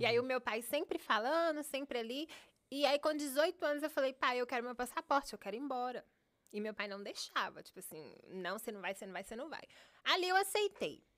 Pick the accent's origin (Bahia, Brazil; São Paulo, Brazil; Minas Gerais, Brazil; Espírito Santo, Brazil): Minas Gerais, Brazil; Contagem; moved away as an adult; also born or lived in Paracatu, Brazil; now in Miami, United States; aos dois, três anos, a gente se mudou para Contagem, que é um, uma cidade de 30 minutos de Belo Horizonte